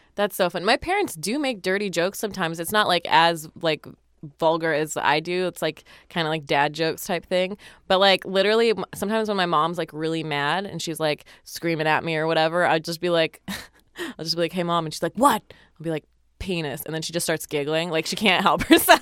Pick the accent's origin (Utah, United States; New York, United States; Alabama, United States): Utah, United States; I grew up in Utah